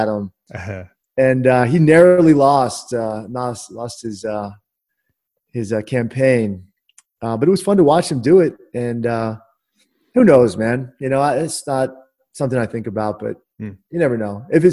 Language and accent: English; Washington, District of Columbia, United States; I'm from Washington, D.C.